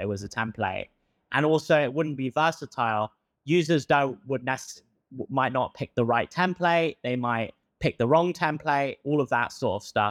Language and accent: English; England, United Kingdom; accent: British; moved away as an adult; also born or lived in Stanford, United States; now in United States; I have a British accent. I moved from England to study at Stanford